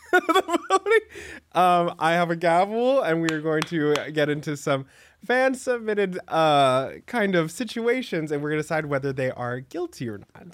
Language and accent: English; Dallas, Texas, United States; moved away as an adult; now in New York City, United States; I grew up in, like, a suburb of Dallas